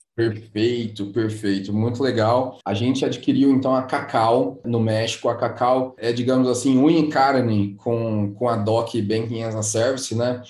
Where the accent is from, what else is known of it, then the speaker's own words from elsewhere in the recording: Brazil; como brasileiros que somos